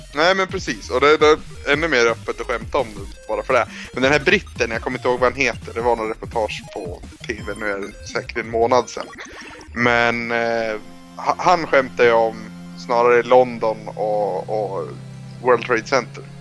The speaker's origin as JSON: {"language": "Swedish", "region": "Norrland", "country": "Sweden", "said": "jag är från Norrland."}